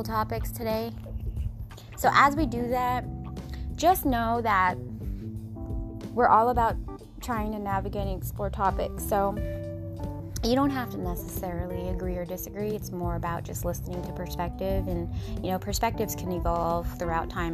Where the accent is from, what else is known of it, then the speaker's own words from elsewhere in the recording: Washington, United States; moved away; also born or lived in Southern California; Whenever I visit my hometown, I always go that place, and I go to my grandparents' gravesite, and that's over by my old school when I went to kindergarten